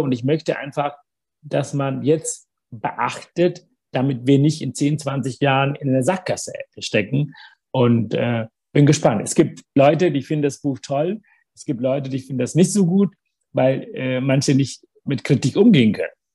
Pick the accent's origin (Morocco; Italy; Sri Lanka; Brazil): Sri Lanka; German is a second language; also born or lived in Africa / Hamburg, Germany / Bad Neustadt an der Saale, Germany; now in Germany; ich bin immer noch Tamil, ich bin immer noch der Junge, der ne, auf Sri Lanka geboren ist